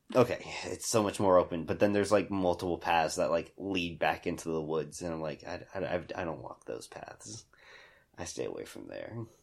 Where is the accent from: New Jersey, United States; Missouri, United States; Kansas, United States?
Kansas, United States; Hutchinson; I grew up in Hutch.